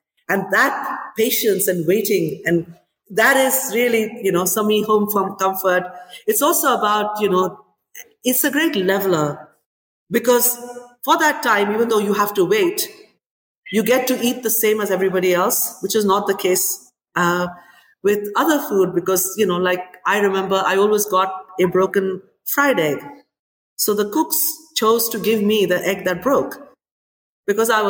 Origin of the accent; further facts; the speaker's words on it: India; moved away as an adult; now in London, United Kingdom; when I grew up in India